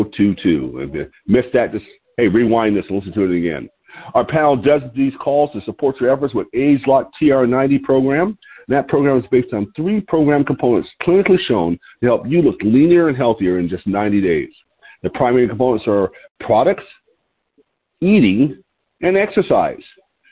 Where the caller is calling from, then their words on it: Lompoc, California, United States; I'm your host today, and I'm calling in from Lompoc, California, which is 54 miles north of Santa Barbara on a beautiful California Central Coast.